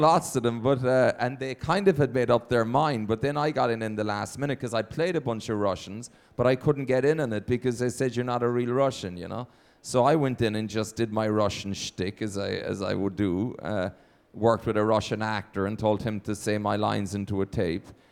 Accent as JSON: {"language": "English", "country": "Ireland", "moved": "as an adult", "lives_now": "Los Angeles, United States", "said": "my home country and my parents"}